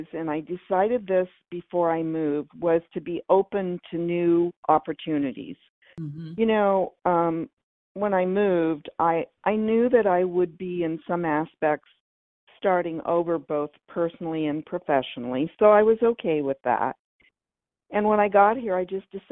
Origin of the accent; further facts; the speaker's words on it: California, United States; moved away as an adult; now in Cincinnati, United States; I was born and raised in California